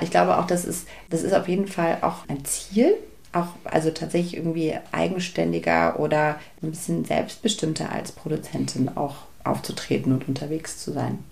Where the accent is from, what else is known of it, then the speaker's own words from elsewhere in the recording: Berlin, Germany; ich bin ostsozialisiert. Meine Eltern sind eben beide aus dem Osten. Ich bin in Ostberlin geboren.